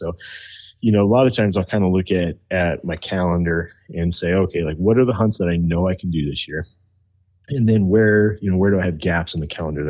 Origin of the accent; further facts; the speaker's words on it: Idaho, United States; especially like where I grew up in Northern Idaho, elk herds have been just decimated.